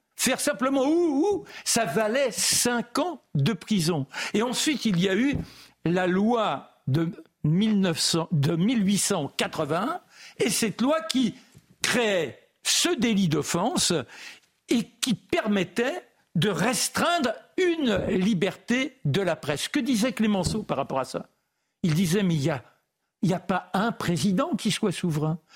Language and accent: French; France; je suis français